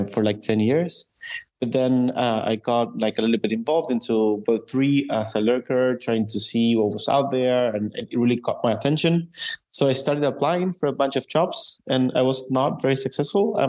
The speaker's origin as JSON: {"language": "English", "country": "Argentina", "moved": "yes", "lives_now": "Berlin, Germany", "said": "originally from Argentina, although I'm right now living in Berlin."}